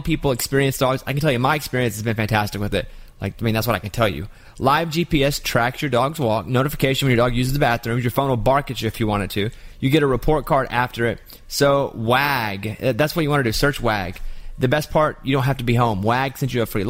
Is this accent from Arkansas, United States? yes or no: yes; Arkansas, United States; I'm from Arkansas